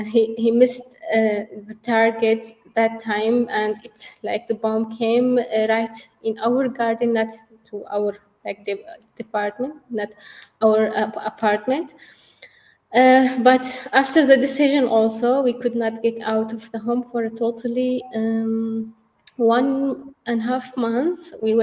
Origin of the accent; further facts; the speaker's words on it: Syria; now in Turkey; when we came to Turkey, we came from Syria to Turkey. That was the only place which would be safe for us.